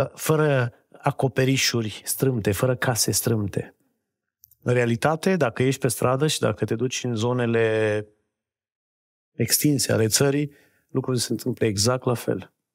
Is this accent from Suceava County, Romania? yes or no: no; Reșița, Caraș-Severin County, Romania; moved away; Eu vin din Reșița, dintr-o familie de oameni simpli